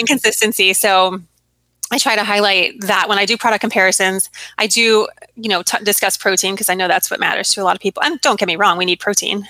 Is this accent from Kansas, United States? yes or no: no; Arizona, United States; moved away as an adult; also born or lived in Virginia; growing up in Arizona